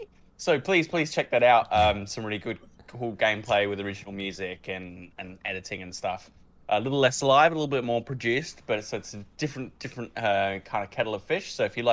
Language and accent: English; Australia; We are Aussie content creators